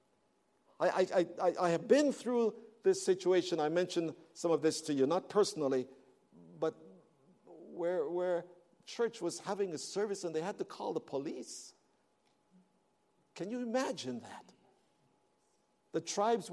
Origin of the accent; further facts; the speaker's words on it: Canada; moved away; I am from Canada and I am black